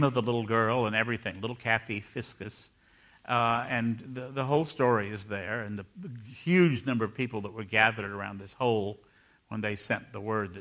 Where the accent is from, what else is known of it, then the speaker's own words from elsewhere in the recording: Raleigh, North Carolina, United States; moved away as an adult; also born or lived in San Francisco; my hometown.